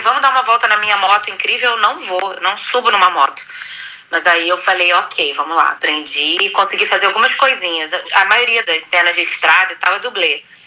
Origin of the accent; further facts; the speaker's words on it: Brazil; não sou descendente de nada, eu sou totalmente brasileira